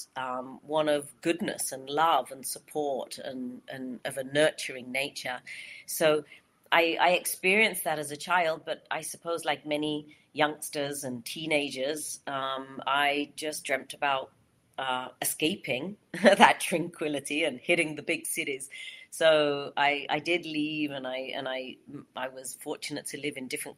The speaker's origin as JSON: {"language": "English", "area": "English countryside", "region": "England", "country": "United Kingdom", "tie": "born or raised there", "also_born_or_lived": "New York / Los Angeles / Eastern Sierras", "moved": "yes", "lives_now": "California, United States", "said": "I grew up in the English countryside"}